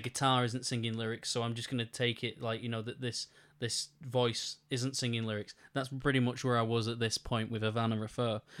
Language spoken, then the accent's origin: English; United Kingdom; I am British